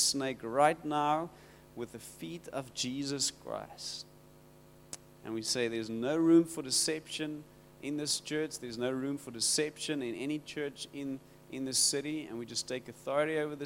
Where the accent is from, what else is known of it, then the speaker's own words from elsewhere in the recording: Rawsonville, Western Cape, South Africa; I come from Rawsonville. It's close to Worcester.